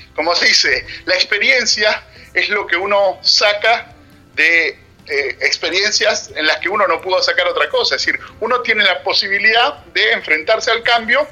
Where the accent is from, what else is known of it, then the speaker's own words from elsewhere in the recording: Argentina; moved away as an adult; also born or lived in Trento, Italy / England; soy argentino